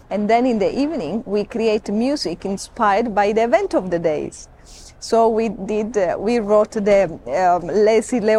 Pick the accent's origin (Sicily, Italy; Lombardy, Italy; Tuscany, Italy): Sicily, Italy; now in Kenya; I am Italian. You are Italian. Okay. Yes, I'm from Sicily.